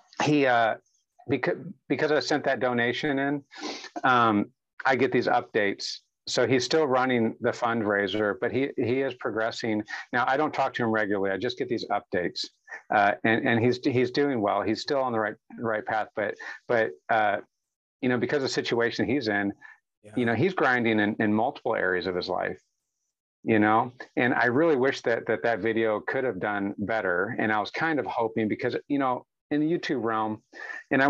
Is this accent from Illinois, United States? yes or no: yes; St. Louis area, Illinois side, United States; now in Oklahoma, United States; I was raised in the St. Louis area on the Illinois side of the river.